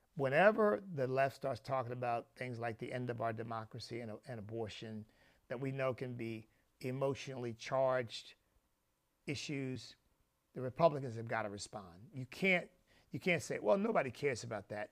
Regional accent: Pennsylvania, United States; I grew up in Pennsylvania

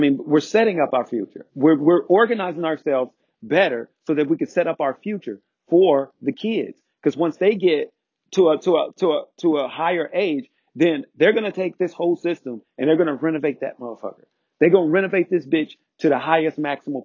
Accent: United States

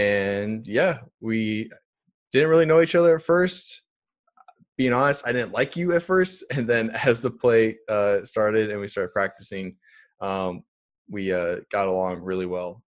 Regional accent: Iowa, United States; I'm just from Iowa

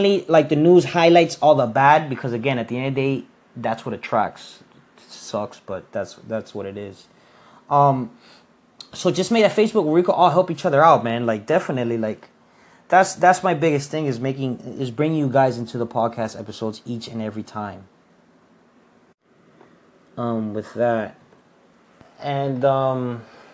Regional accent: Miami, Florida, United States; I'm from Miami.

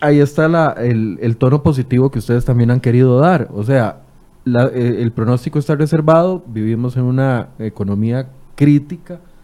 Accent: Costa Rica; como costarricense

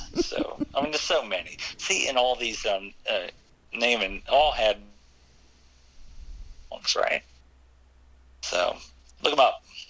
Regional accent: Maryland, United States; Oh, in Maryland, we got all kind of different, I guess, you know, it's called dialects, but different phrases.

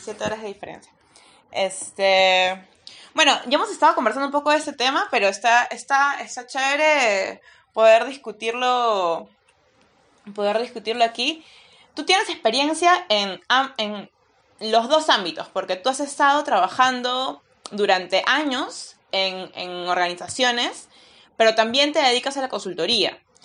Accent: Peru; soy peruana

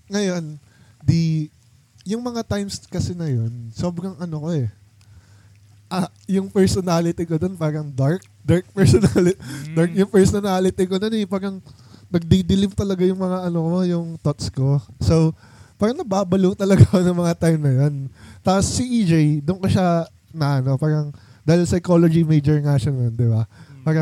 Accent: Quezon City, Metro Manila, Philippines; sabi ko, dito lang sa QC, ganyan, ganyan. Uh, ano, mga Bisaya kasi kami.

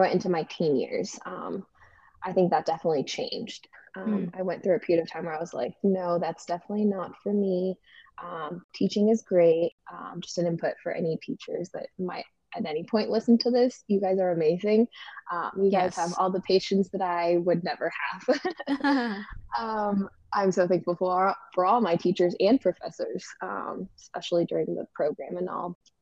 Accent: Colombia; moved away as an adult; now in Virginia, United States; I am originally from Colombia, South America

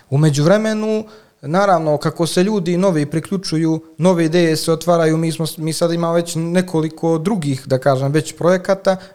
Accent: Montenegro; also born or lived in Italy / Switzerland; rijeku Crnović odakle sam ja

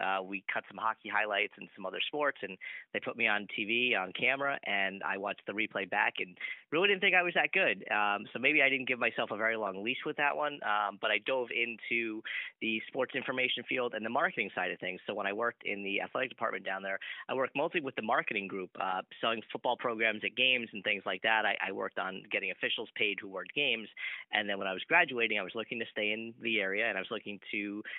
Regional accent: New Jersey, United States; I'm from New Jersey.

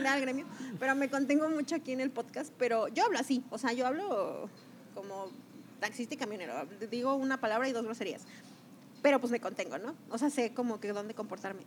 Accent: Mexico; yo que soy mexicana

